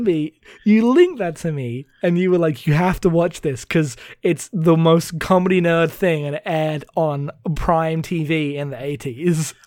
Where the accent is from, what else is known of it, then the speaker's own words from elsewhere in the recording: United Kingdom; I'm too British.